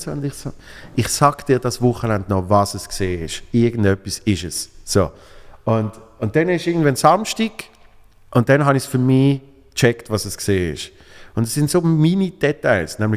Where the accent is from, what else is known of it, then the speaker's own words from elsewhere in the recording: Switzerland; now in Berlin, Germany; Ich bin hier in Berlin, wow, als Schweizer in Berlin